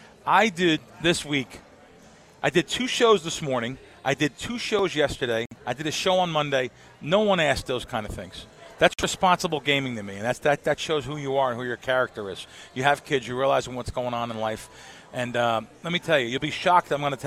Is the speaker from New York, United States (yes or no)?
yes; New York, United States; moved away; also born or lived in Jersey Shore, New Jersey; I grew up in the back east. I grew up in the Bronx and the Jersey Shore.